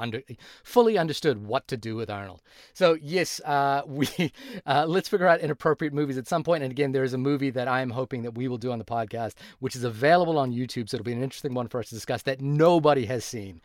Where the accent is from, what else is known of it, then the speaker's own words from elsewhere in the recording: Fiji; moved away; also born or lived in New Zealand; I grew up in Fiji, and when I moved to New Zealand